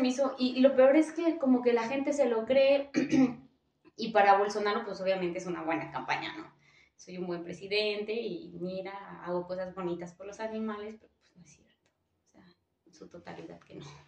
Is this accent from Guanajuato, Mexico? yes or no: no; Michoacán, Mexico; moved away; soy de Michoacán